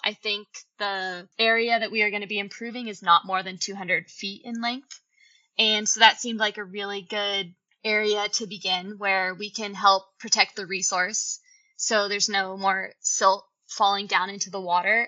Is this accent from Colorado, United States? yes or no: yes; Colorado, United States; moved away as an adult; also born or lived in Yosemite, California; now in Bishop, United States; I actually grew up in Colorado, but shortly after college, I moved to Yosemite